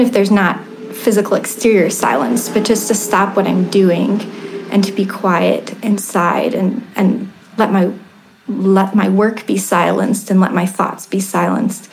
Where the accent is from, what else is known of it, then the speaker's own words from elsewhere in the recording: Ohio, United States; I grew up in Ohio